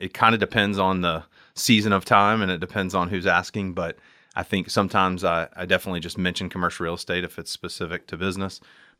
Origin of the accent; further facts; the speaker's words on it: Lexington, Kentucky, United States; I'm from right here in good old LEX, Lexington, Kentucky, born and bred, as they say, and excited to be on the show with you guys. I'm from here. I went to Henry Clay High School